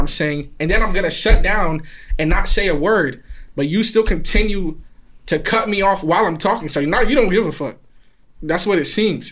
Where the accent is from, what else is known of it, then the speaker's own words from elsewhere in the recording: New York City, New York, United States; I'm from Queens